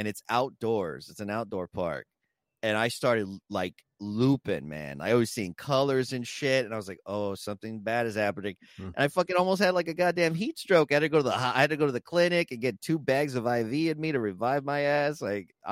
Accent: South Texas, United States; me being from South Texas

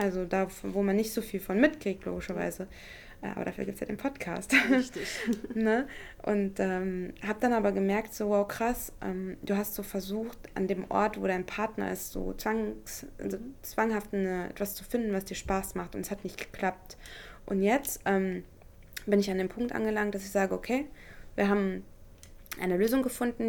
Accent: Elgershausen, Hesse, Germany; moved away; Elgershausen, da wo ich herkomme, mhm. in, in Hessen, äh, in der Nähe von Kassel, ähm, das mein Zuhause ist

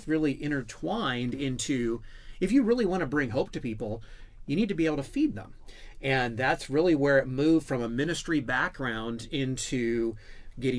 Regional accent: Washington, United States; I grew up in Washington State

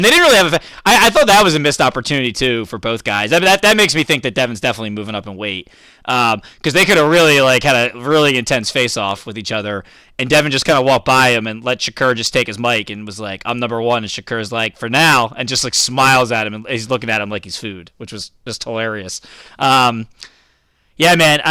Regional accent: Philadelphia, Pennsylvania, United States; I'm from Philly

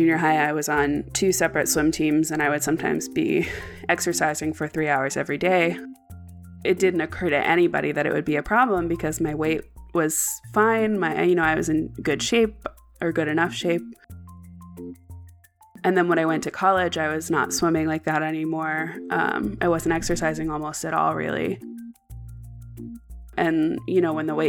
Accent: Maine, United States; I grew up in Maine

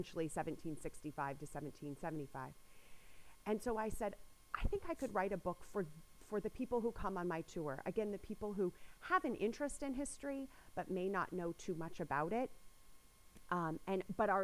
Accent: San Diego, California, United States; moved away as an adult; now in Boston, United States; I'm originally from San Diego. And I moved out to Boston in 2001

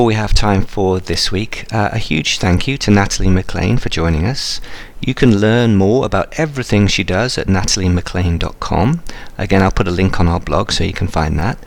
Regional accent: England, United Kingdom; now in Pacific Northwest, United States; I'm in the Pacific Northwest, and I'm English

